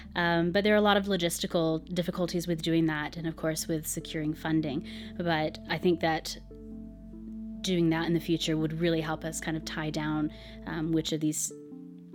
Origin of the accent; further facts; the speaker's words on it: United States; I'm an American